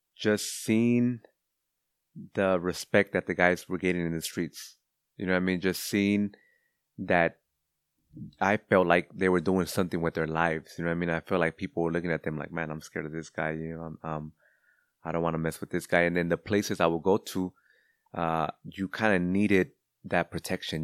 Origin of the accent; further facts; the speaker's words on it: Cudahy, California, United States; also born or lived in West Los Angeles; growing up in Cudahy